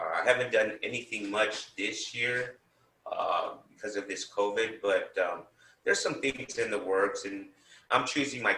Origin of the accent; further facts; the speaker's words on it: San Bernardino, California, United States; also born or lived in Bloomington, California / Fontana, California; I was born in San Bernardino, and as a young man, I went to school here, and then my parents decided to move to Bloomington/Fontana